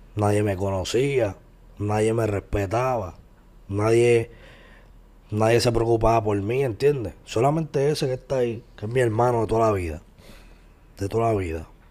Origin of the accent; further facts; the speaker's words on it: San Juan, Puerto Rico; also born or lived in Puerto Nuevo; Me crié, me crié hasta los 10 años en el residencial Nemesio Recanales. Después de residencial Nemesio Recanales me mudé para Puerto Nuevo.